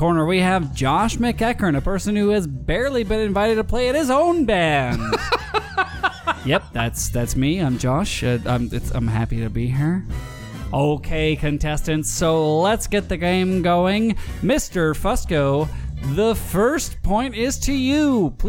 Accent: Glasgow, Scotland, United Kingdom; I'm coming from Glasgow. You can tell by my accent.

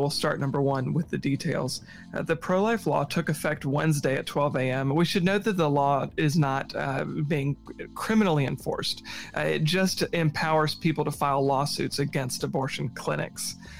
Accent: Virginia Tidewater, United States; moved away; I'm from the East Coast, like Virginia Tidewater

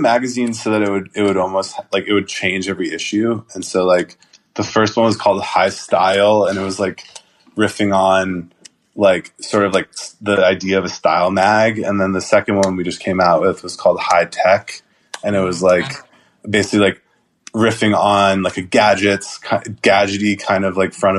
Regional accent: Atlanta, Georgia, United States; As someone growing up in Atlanta, you know, like, and so I think it's like kind of like, I don't know, it came out like really well.

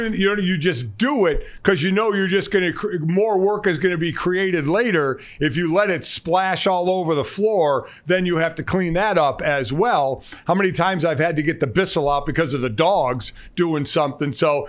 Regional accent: Cleveland, Ohio, United States; I grew up in Cleveland.

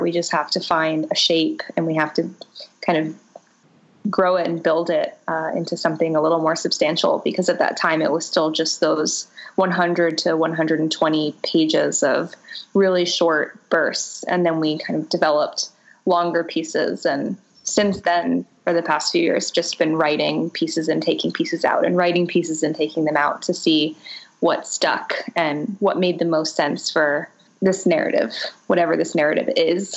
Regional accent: Boca Raton, Florida, United States; growing up in Boca Raton, Florida, in a privileged Jewish family

